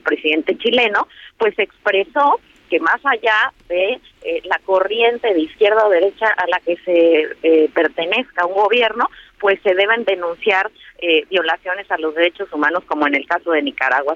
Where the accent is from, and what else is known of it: Mexico